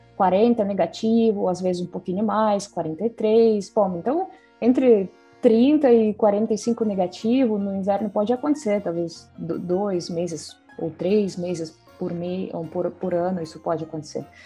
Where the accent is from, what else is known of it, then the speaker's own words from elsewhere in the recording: Salekhard, Yamalo-Nenets Autonomous Okrug, Russia; Portuguese is a second language; moved away; E quando eu penso na vida no círculo polar, então onde eu nasci